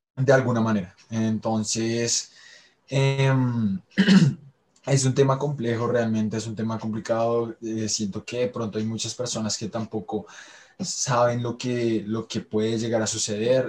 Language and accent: Spanish; Colombia; seguimos siendo colombianos y estamos inmersos en este contexto